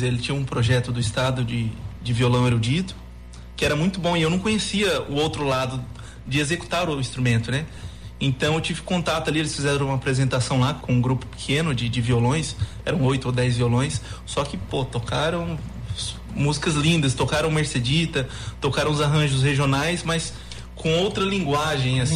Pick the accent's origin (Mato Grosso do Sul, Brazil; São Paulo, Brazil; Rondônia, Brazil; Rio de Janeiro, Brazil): Mato Grosso do Sul, Brazil; Camapuã; nasci na fazenda, nasci em Camapuã e fui criado ali uh, no meio rural